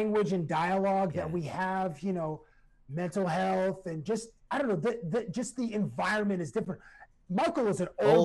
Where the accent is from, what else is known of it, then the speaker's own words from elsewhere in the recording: Toronto, Ontario, Canada; I'm from Toronto